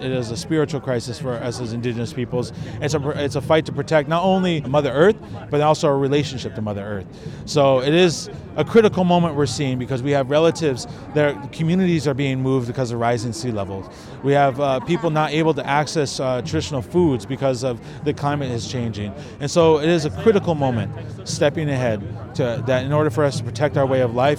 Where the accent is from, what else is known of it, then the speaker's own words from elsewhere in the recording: Minnesota, United States; I'm personally from what they now call Minnesota. I'm Dakota, from Dakota Lands in North America.